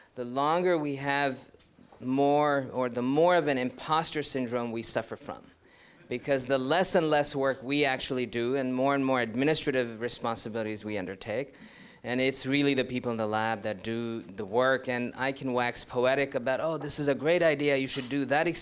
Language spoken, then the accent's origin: English; New York City, New York, United States; moved away as an adult; also born or lived in India / Ithaca, New York; now in Ann Arbor, United States; I hail originally from India, but then did most of my growing up in New York City